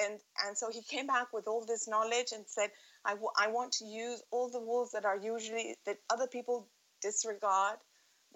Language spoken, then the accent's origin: English; Montevideo, Uruguay; also born or lived in Sussex, United Kingdom; I grew up in Montevideo, and I went to the British school